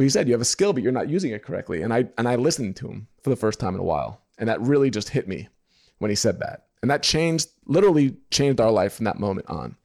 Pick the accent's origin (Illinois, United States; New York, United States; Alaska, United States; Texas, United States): New York, United States; moved away as an adult; now in Indiana, United States; When I lived in New York, 'cause I'm from New York, I used to do side work for him